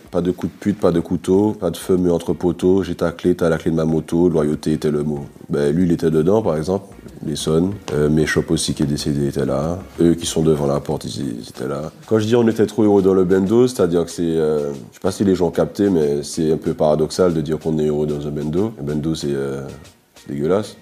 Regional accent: Martinique; On a grandi ensemble en Martinique

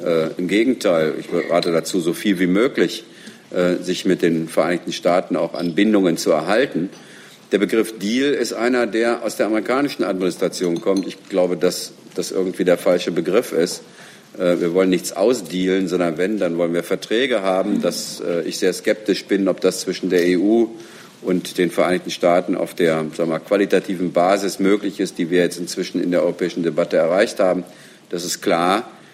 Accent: Germany; wir als Deutsche

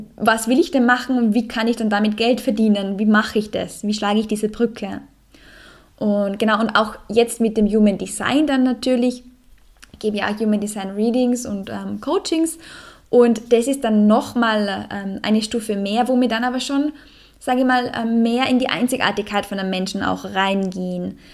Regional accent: Salzburg, Austria; in meiner Heimat, im Salzburger Land

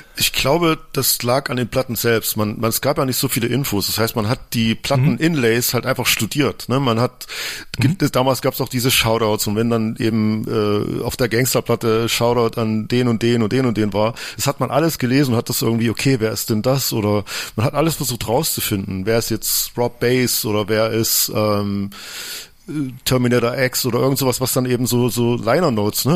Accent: Lichtenwalde, Saxony, Germany; also born or lived in Frankenberg; ich bin in Frankenberg geboren, das ist so ein keine Ahnung, wie groß die Stadt ist, aber es ist in der Nähe von Chemnitz sozusagen und bin in einem kleinen Dorf namens Lichtenwalde groß geworden.

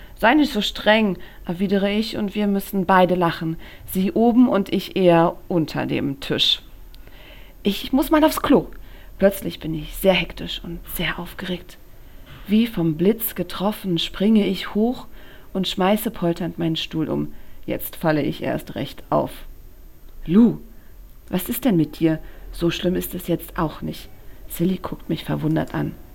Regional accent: Berlin, Germany; ich bin in Berlin geboren

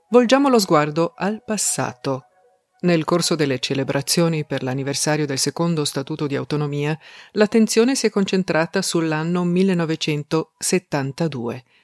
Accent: South Tyrol, Trentino-Alto Adige, Italy; Ich bin eine Südtirolerin, die sich in zwei der drei Landessprachen gleichermaßen daheim fühlt

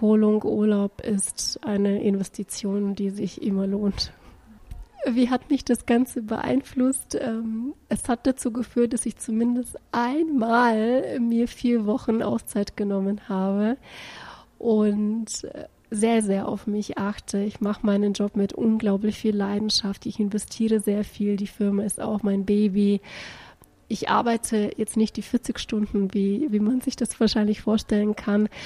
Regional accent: Bulgaria; ich bin Bulgarin und ich bin Deutsche.

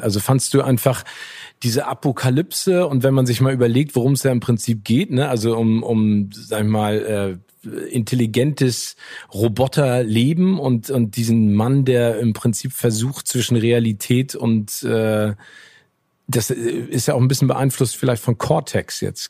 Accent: Hamburg, Germany; meiner Heimatstadt Hamburg

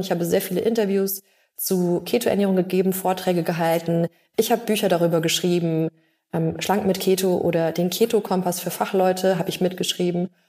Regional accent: Bavaria, Germany; bei uns in Bayern

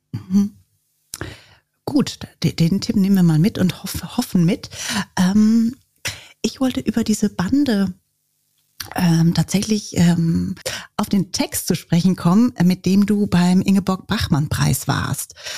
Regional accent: Germany; ich als Deutsche

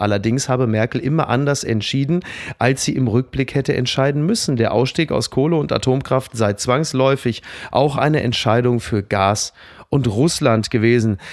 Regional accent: Castrop-Rauxel, North Rhine-Westphalia, Germany; In kastrop Brauxel, wo ich herkomme

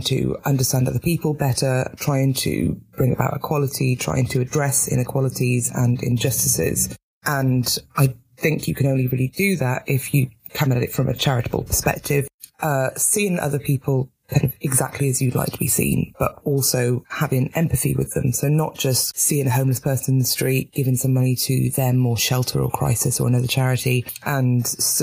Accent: Newport, Wales, United Kingdom; moved away as an adult; also born or lived in Northern Ireland; now in London, United Kingdom; So I grew up in Newport in South Wales, which is now it's post-industrial

